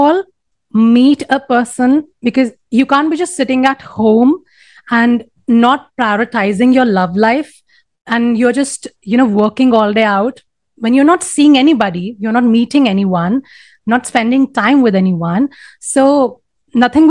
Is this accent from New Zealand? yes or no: no; India; in India, it's like, we have a mixture of sort of, you know, influence of the Western world